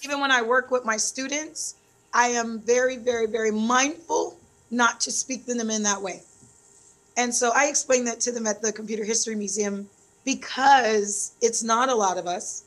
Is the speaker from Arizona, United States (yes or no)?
yes; Phoenix, Arizona, United States; moved away as an adult; also born or lived in Detroit, Michigan / Kenya; now in Vallejo, United States; born and raised in Detroit, Michigan. Um, ran over to Phoenix, Arizona, following my mom. And when I was 10, of course, I had to go with her.